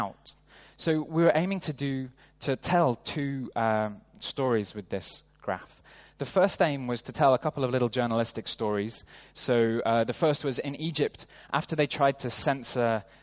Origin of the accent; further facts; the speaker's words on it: Sheffield, Yorkshire and the Humber, United Kingdom; moved away as an adult; now in New York, United States; my hometown of Sheffield in the UK